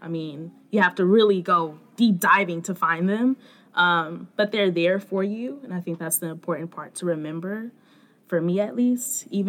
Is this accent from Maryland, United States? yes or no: no; Charlotte, North Carolina, United States; I'm also from Charlotte.